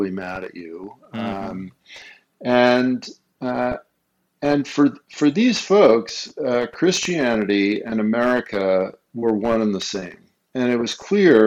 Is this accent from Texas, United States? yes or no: no; Los Angeles, California, United States; also born or lived in Colorado; now in Minnesota, United States; I was born, as I say, a small town out west. You may have heard of it, Los Angeles